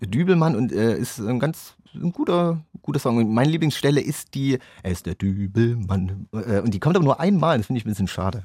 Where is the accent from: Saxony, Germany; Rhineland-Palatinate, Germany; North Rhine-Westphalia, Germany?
Saxony, Germany; Chemnitz; bei uns in Chemnitz